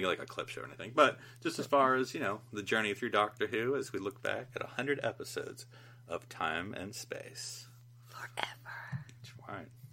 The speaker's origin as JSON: {"language": "English", "country": "United States", "said": "as an American"}